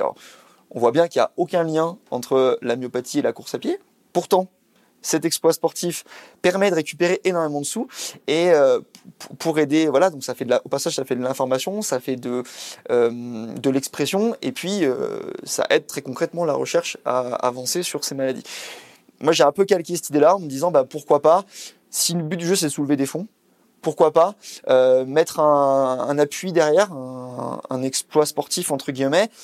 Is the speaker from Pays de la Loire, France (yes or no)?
no; Isère, Auvergne-Rhône-Alpes, France; moved away; je suis originaire de l'Isère